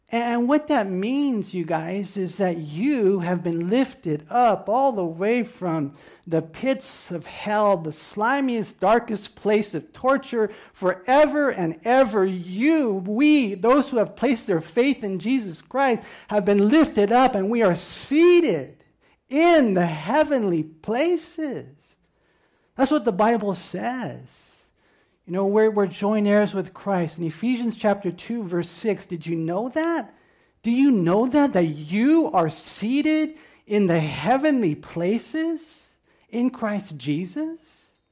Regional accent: United States; I'm this American

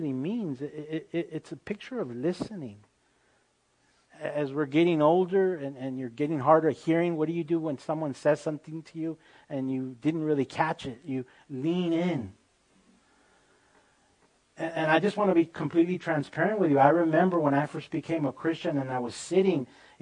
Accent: United States; I'm an American through and through, but I also grew up speaking the Spanish language

